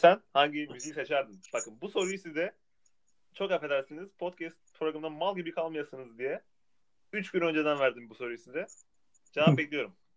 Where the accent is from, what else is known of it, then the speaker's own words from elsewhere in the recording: Tunceli Province, Turkey; Tunceli olduğum için.